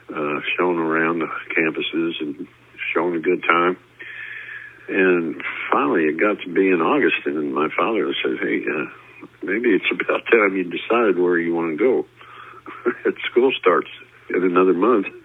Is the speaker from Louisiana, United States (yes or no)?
no; New Jersey, United States; moved away; also born or lived in Jeffersonville, Indiana; I grew up in New Jersey there in the shadow of the Empire State Building